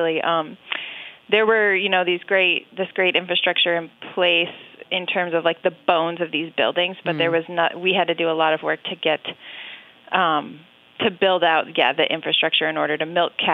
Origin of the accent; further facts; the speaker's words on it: central New York State, United States; I grew up in New York State in the central part of the state on a dairy farm